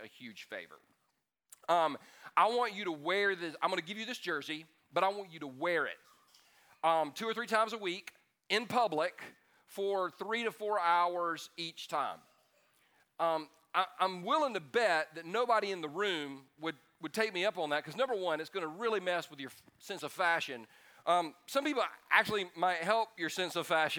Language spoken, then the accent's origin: English; Los Angeles, California, United States; now in Anderson, United States; I was not born in Anderson. I was born in Los Angeles, California.